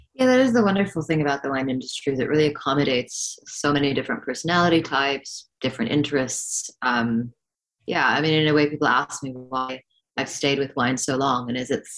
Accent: Hong Kong; moved away as an adult; growing up in Hong Kong

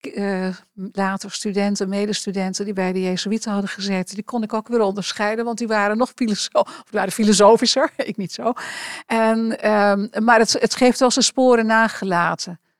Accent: Enschede, Overijssel, Netherlands; moved away as an adult; ik ben geboren in Enschede en heb eh, daarna ehm, een wat groter gedeelte, lagere school, middelbare school, in een dorpje bij Enschede eh, geleefd.

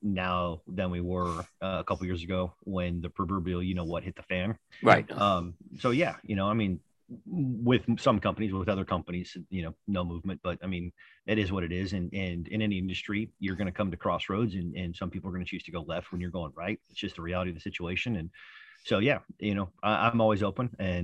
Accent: Pleasant Grove, Utah, United States; my hometown of Utah. It's in a place called Pleasant Grove, Utah

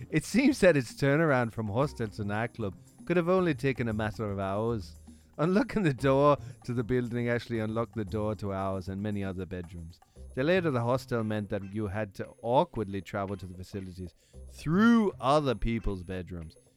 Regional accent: Vienna, Austria; Ich kann ja auch yeah. als Wiener antworten.

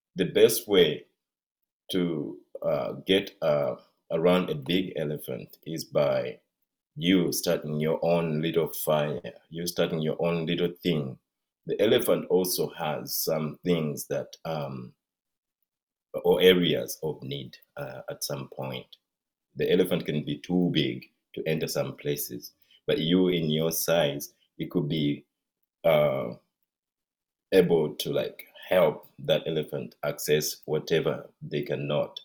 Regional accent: Mbale, Eastern Region, Uganda; now in Seattle, United States; I come from Uganda and uh, originally from eastern Uganda and Mbale.

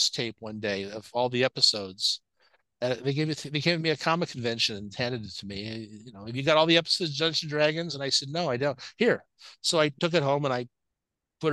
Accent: Los Angeles, California, United States; When I grew up in West LA, my next door neighbor was a woman named Betty Lynn

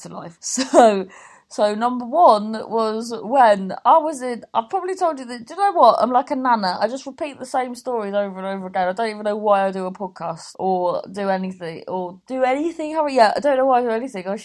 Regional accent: Cornwall, South West England, United Kingdom; we're Cornish

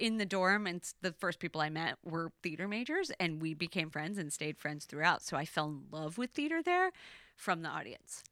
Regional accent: Elk Rapids, Michigan, United States; I grew up in, um, Elk Rapids, which is tiny

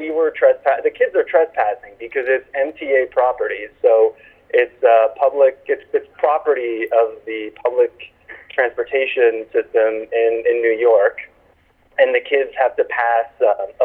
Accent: Canada; I'm Canadian

